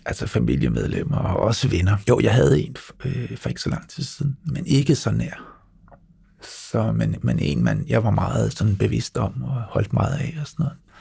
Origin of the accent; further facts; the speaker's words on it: Lolland, Zealand, Denmark; Jeg står på en fodboldbane nede på Lolland, hvor jeg er vokset op